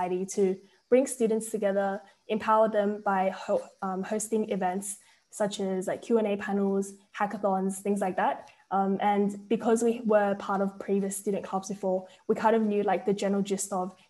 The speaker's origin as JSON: {"language": "English", "town": "Sydney", "region": "New South Wales", "country": "Australia", "said": "I'm from Sydney, Australia"}